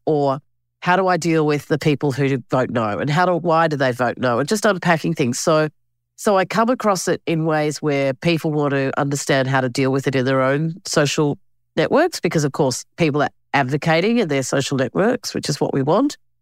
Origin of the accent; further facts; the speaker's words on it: Australia; also born or lived in Alice Springs, Northern Territory / Canberra, Australian Capital Territory; I grew up both in Alice and Canberra